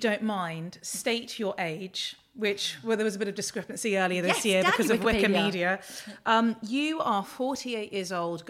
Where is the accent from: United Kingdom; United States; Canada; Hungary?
United Kingdom; London; depending on who I was with when I was younger, it's like I came from Notting Hill and some people I was like, I come from Ladbroke Grove.